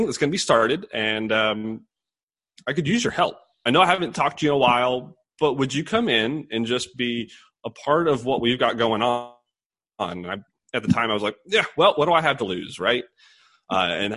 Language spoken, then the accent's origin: English; Bowling Green, Kentucky, United States; I'm actually from Bowling Green, Kentucky. I grew up in this area.